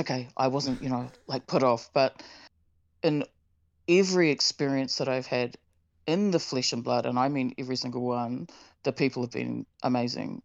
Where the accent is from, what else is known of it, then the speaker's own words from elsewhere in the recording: Tauranga, Bay of Plenty, New Zealand; moved away; my hometown Tauranga